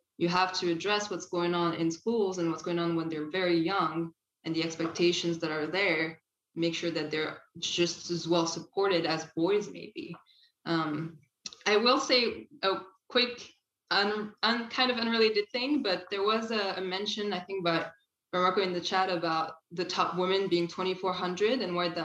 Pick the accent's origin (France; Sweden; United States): France; moved away as an adult; now in Canada; I didn't grow up here. Actually, I grew up in France. I've been in Canada for about 10 years now